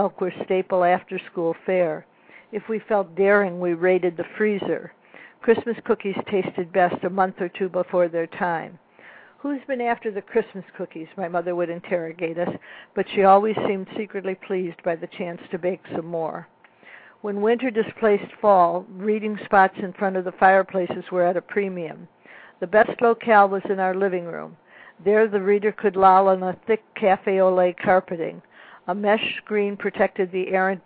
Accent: Libertyville, Illinois, United States; I grew up in Libertyville, Illinois, in a large yellow house in the woods

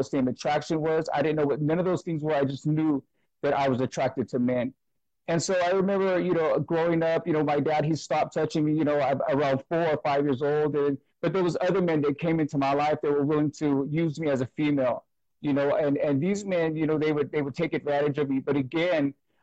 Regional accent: Brentwood, California, United States; I'm from Brentwood, California. It's about 40 minutes outside of San Francisco

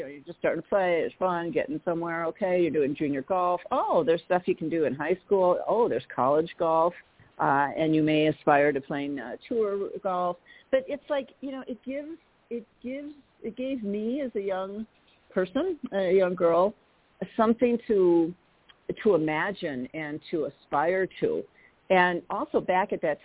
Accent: Milwaukee, Wisconsin, United States; I grew up in Milwaukee, Wisconsin

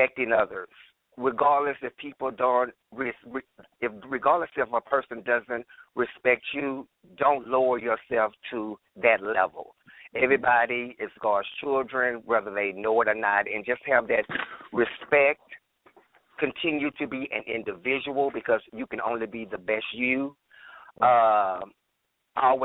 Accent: Houston, Texas, United States; I was born in Houston, Texas in 1960.

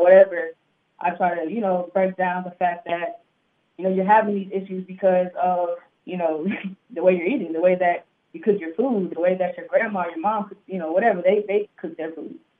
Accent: Houston, Texas, United States; moved away as an adult; also born or lived in Greenville, South Carolina; now in Atlanta, United States; I'm originally from Greenville, South Carolina. I grew, I pretty much grew up in Houston.

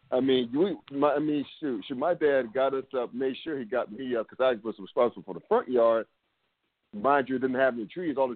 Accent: North Carolina, United States; also born or lived in Brooklyn, New York; now in Cincinnati, United States; summers of my childhood in North Carolina after we moved down from Brooklyn, New York

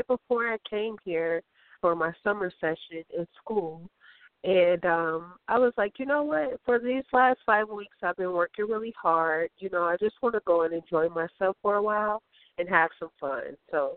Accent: Chicago, Illinois, United States; now in Los Angeles, United States; I am in my hometown, Chicago.

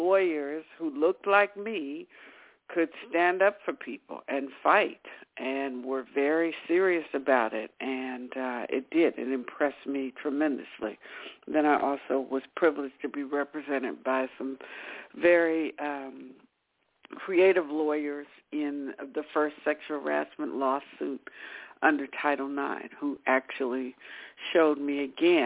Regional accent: Cincinnati, Ohio, United States; moved away as an adult; now in Bay Area, United States; I'm from Cincinnati, Ohio, back in the Midwest, and was raised there.

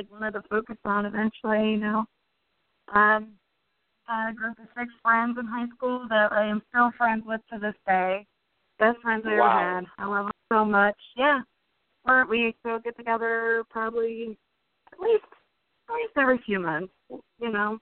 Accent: Manson, Ohio, United States; I grew up in Manson, Ohio.

